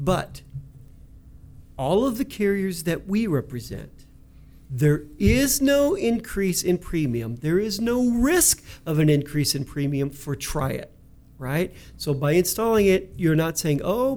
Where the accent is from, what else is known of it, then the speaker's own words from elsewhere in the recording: Kentucky, United States; I'm from Kentucky